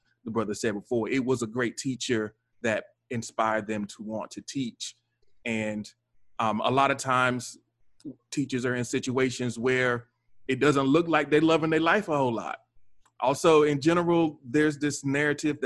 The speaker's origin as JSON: {"language": "English", "region": "North Carolina", "country": "United States", "tie": "born or raised there", "moved": "yes", "lives_now": "Baltimore, United States", "said": "I'm not from Baltimore. I grew up in North Carolina"}